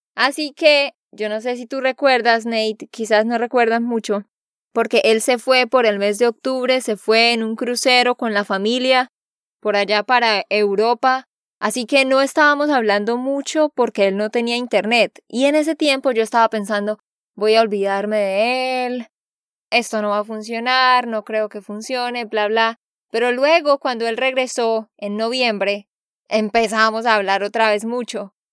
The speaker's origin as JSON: {"language": "Spanish", "region": "Santander", "country": "Colombia", "said": "de Santander, Colombia."}